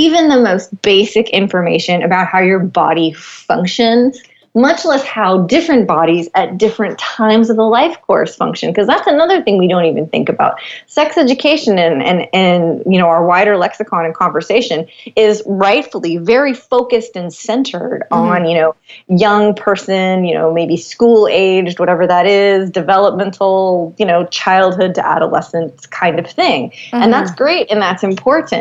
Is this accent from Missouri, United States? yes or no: no; Los Angeles, California, United States; Born and raised in Los Angeles